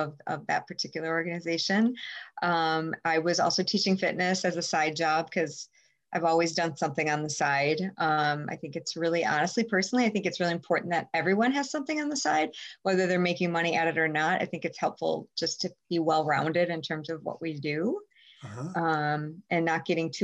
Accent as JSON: {"language": "English", "town": "Madison", "region": "Wisconsin", "country": "United States", "tie": "born or raised there", "said": "I grew up in Madison. I actually grew up on the east side of Madison"}